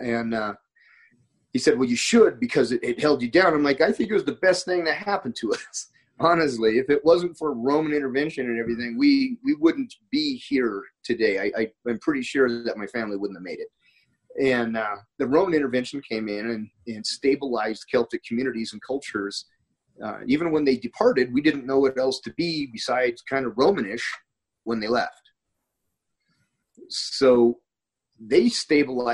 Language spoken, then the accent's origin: English; Montana, United States; moved away; I'm from Montana